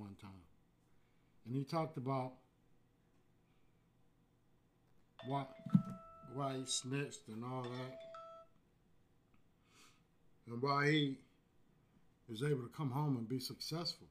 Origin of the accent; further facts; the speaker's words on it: Houston, Texas, United States; I'm born and raised in Fifth Ward